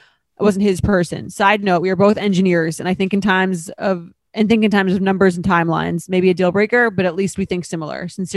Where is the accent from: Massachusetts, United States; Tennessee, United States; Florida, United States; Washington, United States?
Massachusetts, United States; Boston; However, I am from Boston where the timelines are much longer.